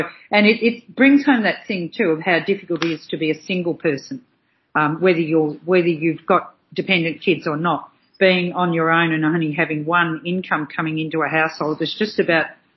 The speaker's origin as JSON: {"language": "English", "country": "Australia", "said": "proud of being an Aussie"}